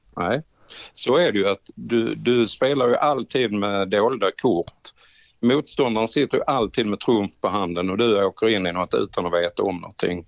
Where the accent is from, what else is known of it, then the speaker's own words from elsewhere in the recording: Trelleborg, Skåne, Sweden; Hemma i Trelleborg.